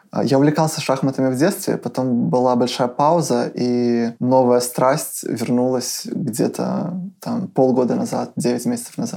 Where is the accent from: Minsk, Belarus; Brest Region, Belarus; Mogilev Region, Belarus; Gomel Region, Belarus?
Mogilev Region, Belarus; Mogilev; Я родился в Могилеве. Это город в Беларуси, достаточно крупный